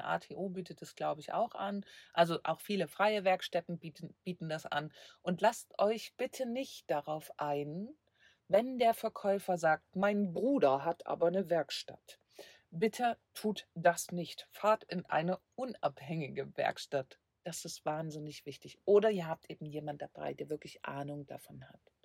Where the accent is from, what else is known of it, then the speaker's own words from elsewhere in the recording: Leipzig, Saxony, Germany; moved away; Leipzig ist meine Heimat.